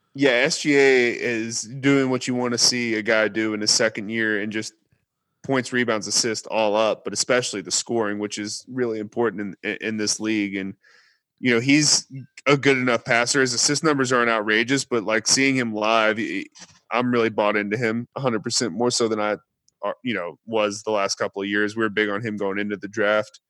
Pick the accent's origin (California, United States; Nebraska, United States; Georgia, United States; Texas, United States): Texas, United States; I'm from Texas